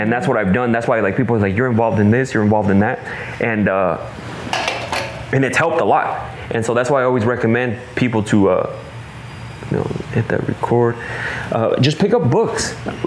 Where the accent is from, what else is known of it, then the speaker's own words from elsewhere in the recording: Idaho, United States; I'm from Idaho